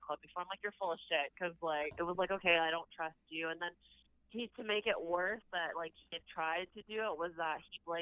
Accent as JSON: {"language": "English", "town": "London", "region": "Ontario", "country": "Canada", "said": "I'm from London, Ontario"}